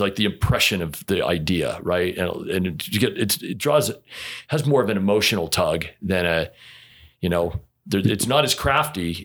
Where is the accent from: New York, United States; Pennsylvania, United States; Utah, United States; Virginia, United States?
Utah, United States; born and raised in Utah